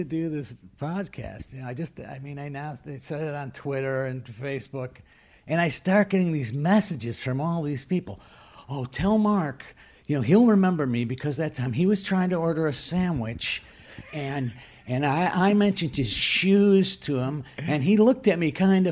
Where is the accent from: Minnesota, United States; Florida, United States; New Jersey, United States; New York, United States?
New York, United States; Skaneateles; I grew up in Skaneateles, New York